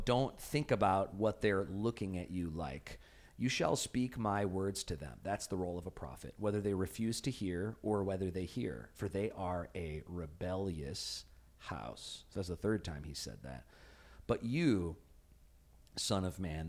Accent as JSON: {"language": "English", "town": "Chicago", "region": "Illinois", "country": "United States", "tie": "born or raised there", "moved": "yes", "said": "I grew up in Chicago."}